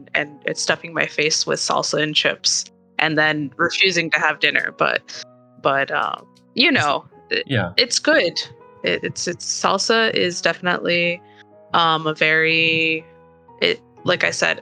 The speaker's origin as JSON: {"language": "English", "region": "California", "country": "United States", "also_born_or_lived": "Argentina (ancestry)", "said": "we're Californian"}